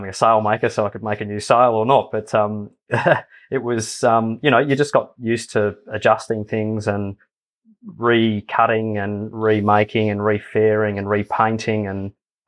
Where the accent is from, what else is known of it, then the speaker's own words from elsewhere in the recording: Bendigo, Victoria, Australia; growing up in Bendigo